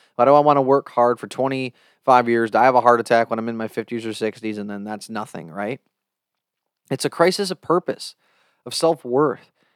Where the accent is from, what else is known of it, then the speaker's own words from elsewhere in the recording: United States; I can only speak as an American